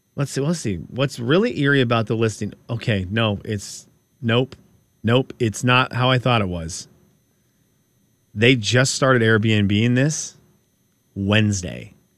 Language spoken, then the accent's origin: English; Pacific Northwest, United States; we're from the Pacific Northwest